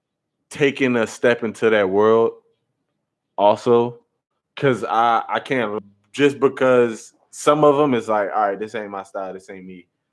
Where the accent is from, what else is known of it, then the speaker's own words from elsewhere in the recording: North Carolina, United States; I'm from North Carolina